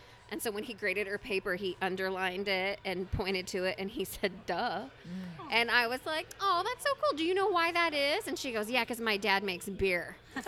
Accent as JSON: {"language": "English", "region": "Utah", "country": "United States", "said": "So I'm from Utah."}